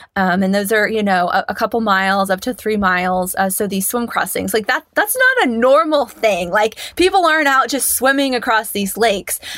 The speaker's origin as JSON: {"language": "English", "region": "Kansas", "country": "United States", "tie": "born or raised there", "said": "I grew up in Kansas"}